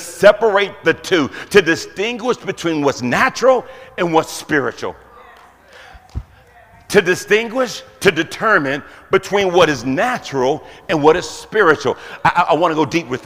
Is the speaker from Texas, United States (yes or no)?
yes; Houston, Texas, United States; I grew up in Houston, Texas